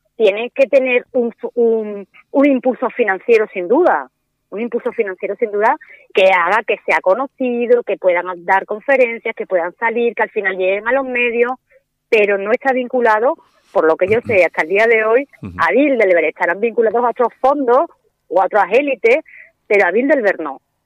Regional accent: Spain; yéndonos a España, ahora mismo los jóvenes no tenemos hijos

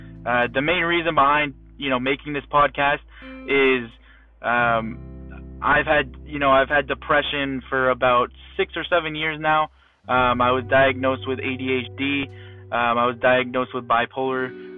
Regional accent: Fort Myers, Florida, United States; also born or lived in Massachusetts / Arizona / Pennsylvania; now in Naples, United States; I was born in Massachusetts. I've moved to Arizona, moved to Pennsylvania, and then from middle school up until the end of high school, going into a little bit of college, I've lived in Fort Myers, Florida

